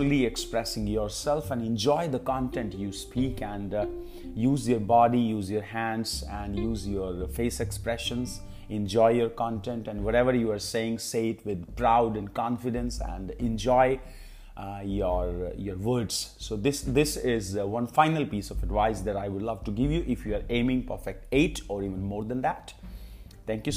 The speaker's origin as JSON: {"language": "English", "town": "Kurukshetra", "region": "Haryana", "country": "India", "tie": "born or raised there", "moved": "as an adult", "lives_now": "Pehowa, India", "said": "My hometown is Kurukshetra, but these days I am living at Pehwa"}